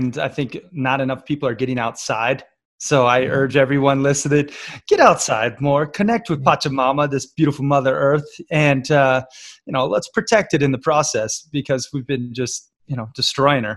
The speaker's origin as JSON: {"language": "English", "country": "United States", "tie": "born or raised there", "also_born_or_lived": "Florida / Red Lodge, Montana / Bangkok / Barcelona", "said": "I grew up half in Florida, you know, surf and skate, and then half in Red Lodge, Montana, camp and fish and hunt and hike"}